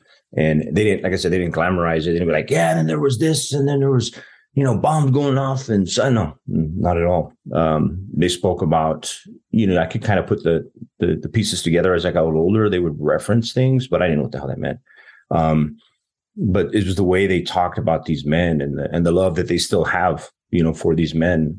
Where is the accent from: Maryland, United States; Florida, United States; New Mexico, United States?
New Mexico, United States; Las Cruces; moved away as an adult; I'm from southern New Mexico, a town. I grew up in Las Cruces, New Mexico